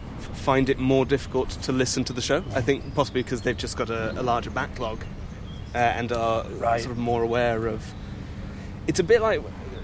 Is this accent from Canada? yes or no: no; Belgium; I grew up in Belgium, and at the time, I went to a Belgian-French school till I was 8